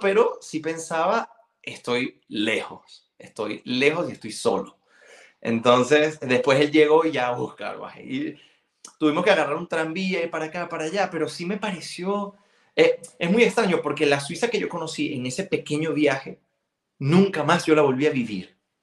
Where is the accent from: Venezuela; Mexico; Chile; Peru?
Venezuela; first language Galician; Spanish is a second language; also born or lived in Spain / Sion, Switzerland; now in Geneva, Switzerland; el colegio era 100% venezolano